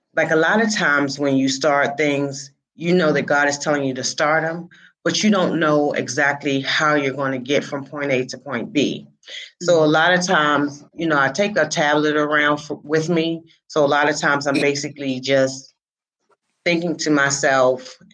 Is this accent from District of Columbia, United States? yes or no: yes; Washington, District of Columbia, United States; I was born and raised in Washington, D.C.